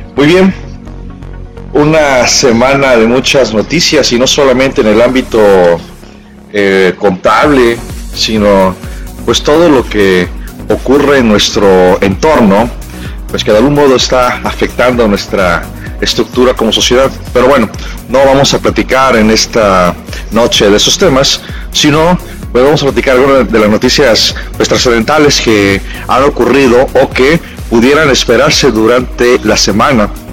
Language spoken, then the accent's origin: Spanish; Mexico; como buenos mexicanos